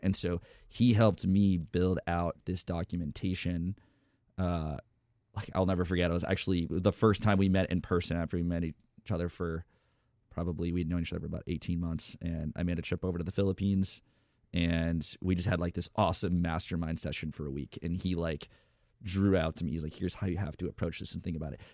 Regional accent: Tampa, Florida, United States; now in Austin, United States; I was born in Tampa, Florida

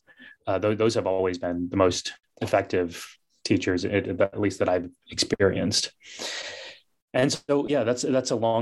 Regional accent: United States; growing up in this country, growing up in the West

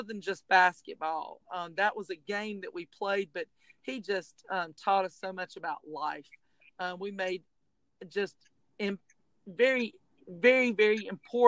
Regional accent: Tifton, Georgia, United States; I played at Tift County High School. This is my hometown

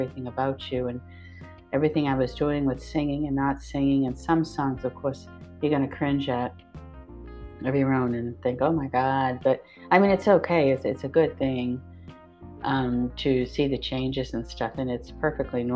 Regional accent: Westford, Massachusetts, United States; I grew up in Westford

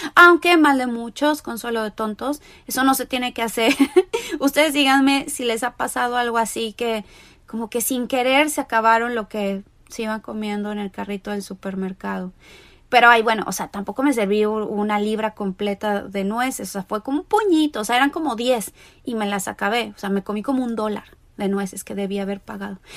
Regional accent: Mexico; now in Los Angeles, United States; soy mexicana, vivo en Los Ángeles, California

